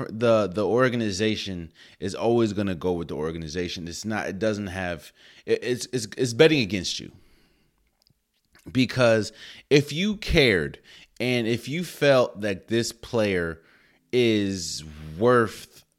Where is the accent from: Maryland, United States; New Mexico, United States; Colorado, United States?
Maryland, United States; Everyone knows I was born and raised in Maryland.